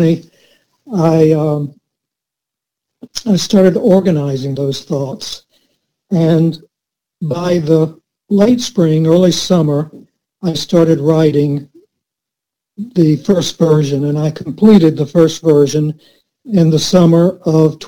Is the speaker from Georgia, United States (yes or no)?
yes; Valdosta, Georgia, United States; in my junior high school years, I took art from a noted artist in South Georgia. And then when we moved to Valdosta, I took from the head of the art department at Valdosta State before my freshman year in high school